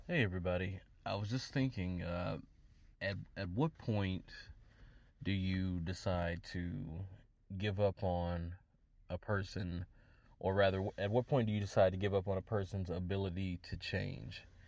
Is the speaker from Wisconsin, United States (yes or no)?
yes; Wisconsin, United States; in Wisconsin, my home state